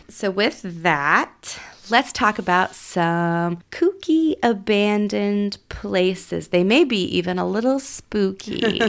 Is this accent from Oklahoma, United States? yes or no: yes; Mustang, Oklahoma, United States; I grew up in Mustang